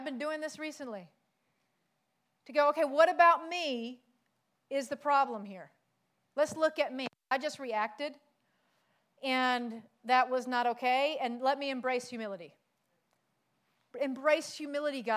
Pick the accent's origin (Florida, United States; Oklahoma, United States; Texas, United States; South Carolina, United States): South Carolina, United States; moved away; also born or lived in Pacific Islands; I'm from South Carolina.